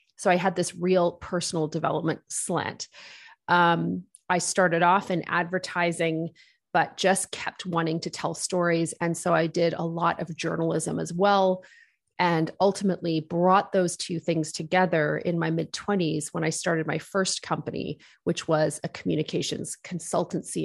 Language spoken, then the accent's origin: English; Wolfville, Nova Scotia, Canada; also born or lived in United Kingdom; I grew up in Woolfield, Nova Scotia, which is a college town on the east coast of Canada. We immigrated here from the United Kingdom.